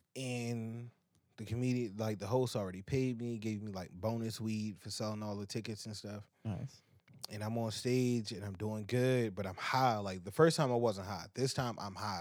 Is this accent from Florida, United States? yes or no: no; Baltimore, Maryland, United States; I'm from Baltimore